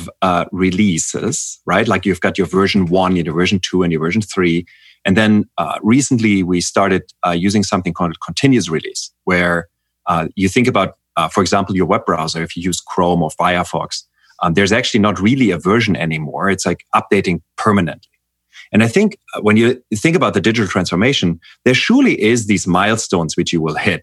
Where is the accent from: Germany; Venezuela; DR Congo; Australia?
Germany; I'm from Germany